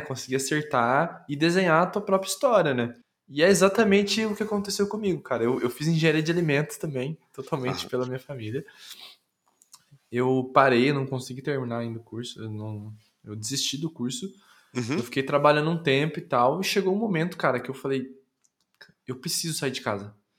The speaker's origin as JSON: {"language": "Portuguese", "town": "Londrina", "region": "Paraná", "country": "Brazil", "tie": "born or raised there", "also_born_or_lived": "São Paulo / Campinas", "moved": "as an adult", "said": "eu fui criado até os 22 em Londrina"}